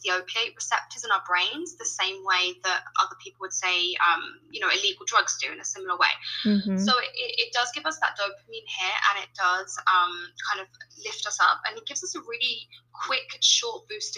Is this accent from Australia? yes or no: no; United Kingdom; accent: British; now in Colombia; you can tell by my accent, I'm British